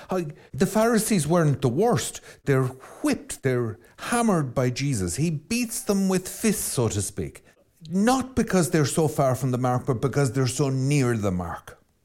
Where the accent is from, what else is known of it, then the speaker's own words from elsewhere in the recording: Ireland; I'm Irish